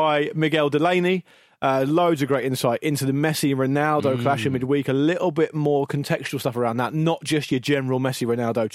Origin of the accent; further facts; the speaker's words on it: Gosport, South East England, United Kingdom; Growing up in Gosport, most people who like football supported Portsmouth. That's where I grew up